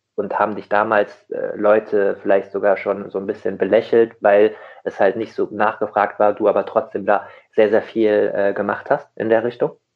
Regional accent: Rheingau, Hesse, Germany; ich komme aus dem Rheingau in Hessen

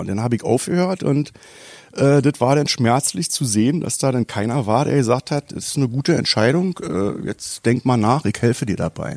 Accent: Berlin, Germany; ich komme aus Neukölln

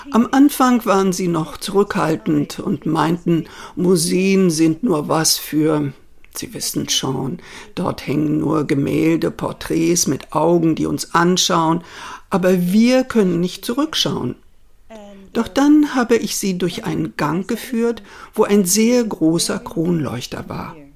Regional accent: Spain; born there; Denn ich bin in Spanien geboren und meine Mutter kennt sich aus mit spanischer und italienischer Kunst.

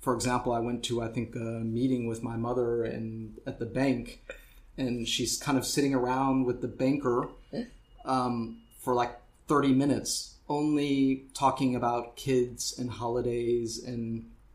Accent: St. Louis, Missouri, United States; moved away as an adult; now in Berlin, Germany; I grew up in St. Louis, uh, Missouri, in the United States

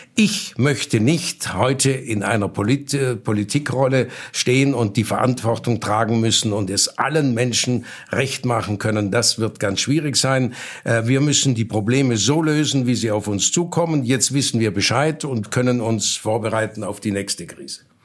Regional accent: Baden-Württemberg, Germany; bei uns in Baden-Württemberg

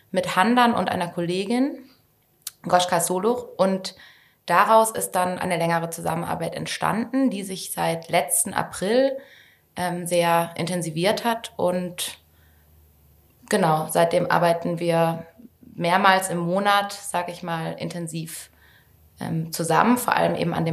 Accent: Stuttgart, Baden-Württemberg, Germany; also born or lived in London / Berlin; ich komme auch aus Stuttgart und bin tatsächlich nach Stationen in London und Berlin jetzt seit sechs Jahren wieder hier angekommen

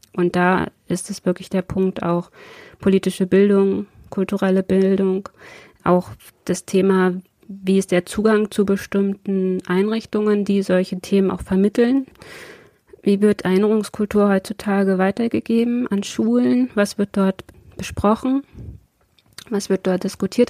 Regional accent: Braunschweig, Lower Saxony, Germany; wir hier in Braunschweig in meiner Heimatstadt

